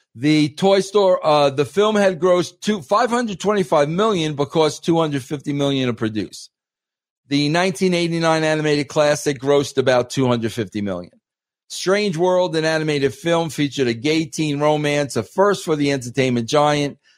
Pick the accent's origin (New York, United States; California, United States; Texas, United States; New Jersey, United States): New York, United States; I'm an Italian from New York